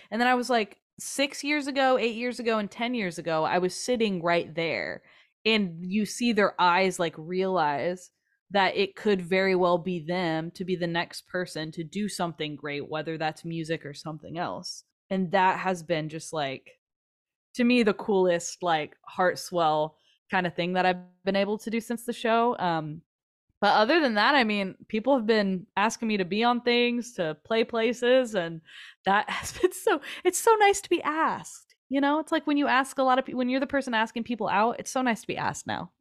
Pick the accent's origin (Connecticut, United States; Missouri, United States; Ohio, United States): Missouri, United States; Kansas City; also born or lived in Nashville; Growing up in Kansas City